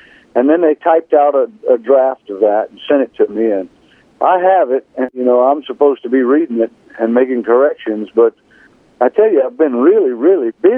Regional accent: South Louisiana, United States; I'm from Louisiana, South Louisiana

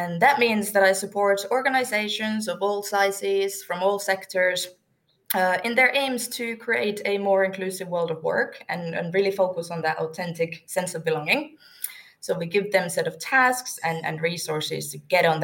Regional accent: Turku, Southwest Finland, Finland; now in Wembley, United Kingdom; I am from Turku, Finland

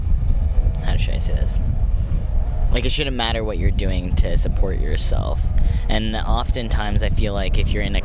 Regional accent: Seattle, Washington, United States; also born or lived in Puerto Rico; growing up in Seattle, being able to cultivate my own community around me

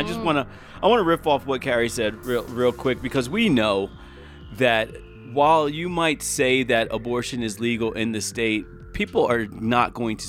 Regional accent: East Coast, United States; And you know, everybody who listens knows I'm from the East Coast.

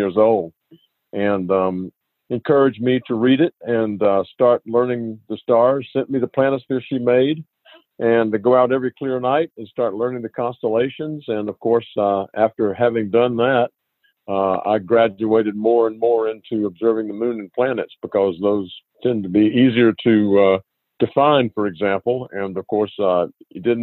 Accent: Albany, Georgia, United States; I grew up in Albany, Georgia

